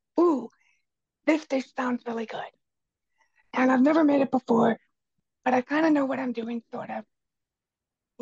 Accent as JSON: {"language": "English", "country": "United States", "said": "I'm actually first generation mainland in my family."}